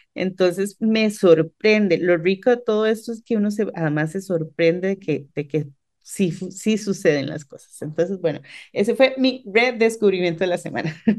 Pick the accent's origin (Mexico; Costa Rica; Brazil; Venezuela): Costa Rica; San Pedro, San José; somos de San Pedro